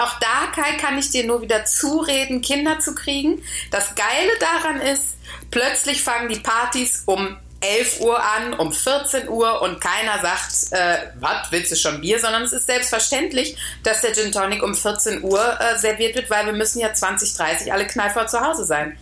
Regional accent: Austria; ich bin Österreicherin.

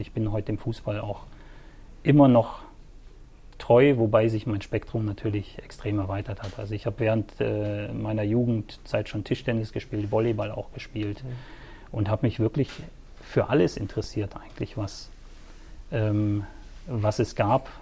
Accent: Sittensen, Lower Saxony, Germany; also born or lived in Swabia; now in Herrenberg, Germany; ich bin aufgewachsen in einem kleinen Örtchen äh, im ländlichen Bereich zwischen Hamburg und Bremen. Ja, ah, okay. Sittensen

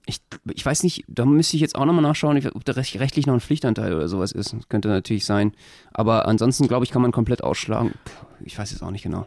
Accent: Berlin, Germany; Als Berliner habe ich eine ganz besondere Beziehung dazu

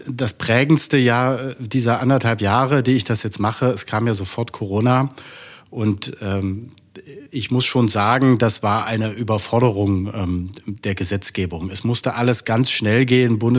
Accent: Saxony-Anhalt, Germany; born there; Ich bin ähm, geboren in Sachsen-Anhalt.

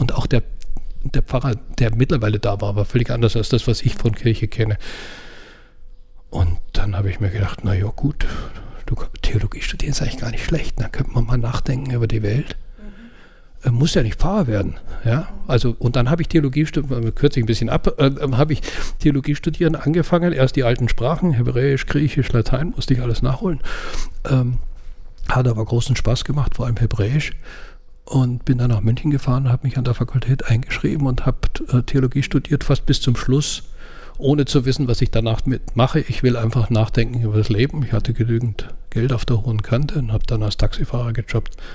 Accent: Austria; Eigentlich wäre mein Traum, völlig verrückt, aber als Österreicher darf man sowas

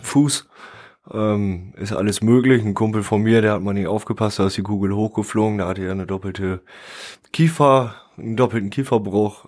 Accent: Sande, Lower Saxony, Germany; ich bin in der Tat in der Gemeinde Sande geboren, aufgewachsen und lebe dort mit meiner Familie

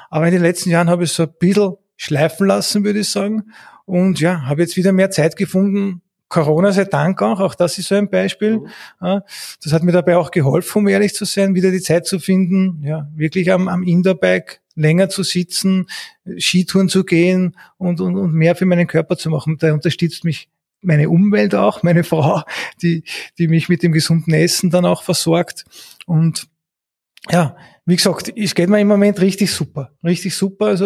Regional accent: Eastern Austria, Austria; Ich komme aus dem Osten

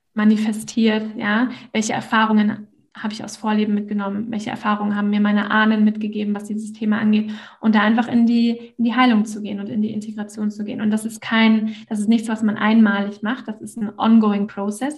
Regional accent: Northern Germany, Germany; ich komme aus dem Norden von Deutschland, von einem kleinen Dörfchen

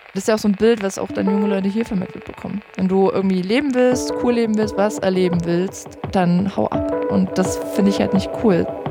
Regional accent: Vogtland, Saxony, Germany; now in Dresden, Germany; ich bin im Vogtland aufgewachsen, ich bin zum Studieren in Dresden gekommen

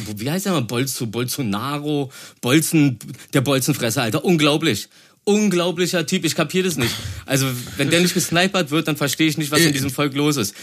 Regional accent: Berlin, Germany; ich komme aus dem Märkischen Viertel

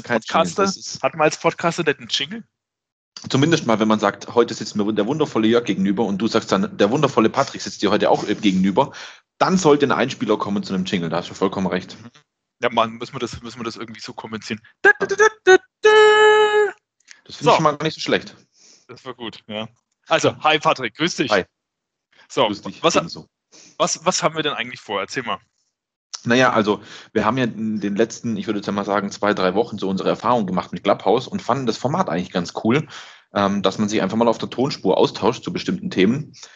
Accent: Swabia, Germany; dass ich der Schwabe bin

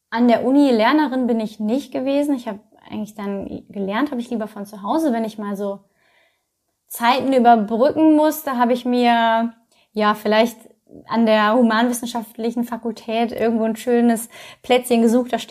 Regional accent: North Rhine-Westphalia, Germany; now in Köln, Germany; also ich komme ja aus dem Ruhrgebiet, hatte vorher echt auch nicht viel am Hut mit äh, Köln

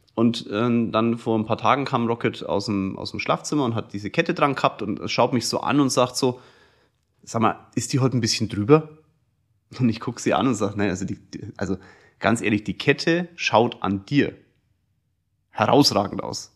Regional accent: Kulmbach, Bavaria, Germany; ich komme aus Kulmbach, das ist ein kleines Dorf, irgendwie hat mich auch jeder gekannt durch den Sport

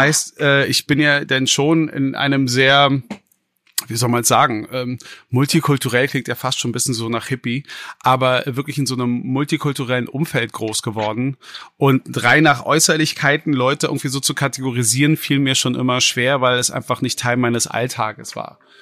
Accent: Berlin, Germany; als gebürtiger Westberliner

